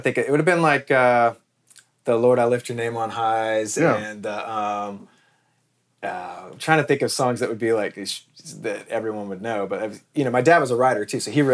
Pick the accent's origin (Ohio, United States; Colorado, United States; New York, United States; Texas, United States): Texas, United States; my town in Texas